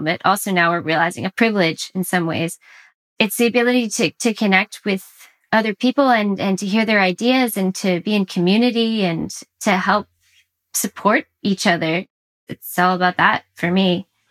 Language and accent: English; Orlando, Florida, United States; now in Massachusetts, United States; I'm from Orlando, Florida, but I've I've since relocated to the Northeast Massachusetts